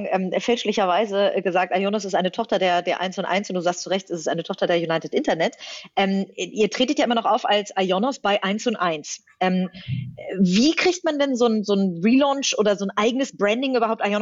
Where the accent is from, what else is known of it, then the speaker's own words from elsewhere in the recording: Hamburg, Germany; Als Hamburgerin kann ich das nur hochhalten.